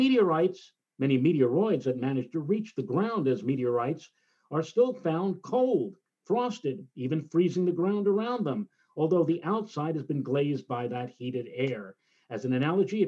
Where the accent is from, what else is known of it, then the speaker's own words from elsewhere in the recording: New York City, New York, United States; during my youth, when I was growing up in the Throgs Neck part of the Bronx